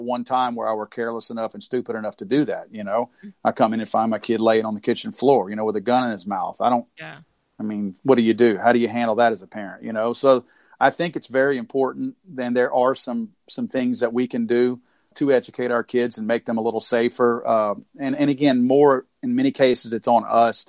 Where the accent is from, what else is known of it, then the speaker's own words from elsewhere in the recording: the South, United States; I was born and raised in the South